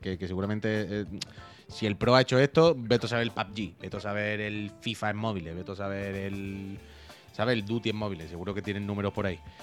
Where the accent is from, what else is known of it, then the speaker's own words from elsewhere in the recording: La Línea de la Concepción, Andalusia, Spain; moved away; Yo soy de la línea